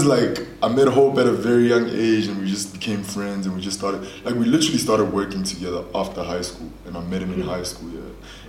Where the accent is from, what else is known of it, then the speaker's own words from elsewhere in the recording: the Vaal, Gauteng, South Africa; I wasn't raised around Xhosa people. I was raised in the Vaal, which is majority Sotho and like Afrikaans and all these other people. So I just grew up speaking like English and Sotho and Zulu at home.